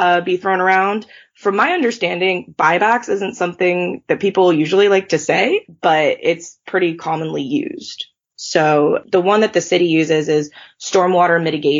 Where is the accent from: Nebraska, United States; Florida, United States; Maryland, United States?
Maryland, United States; moved away as an adult; also born or lived in Oklahoma; now in Delaware, United States; I grew up in Maryland